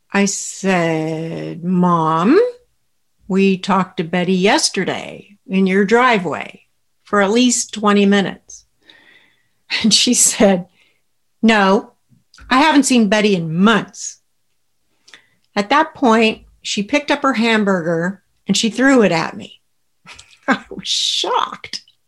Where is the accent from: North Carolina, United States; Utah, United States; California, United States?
California, United States; Southern; I grew up in Southern California in a very close family with two brothers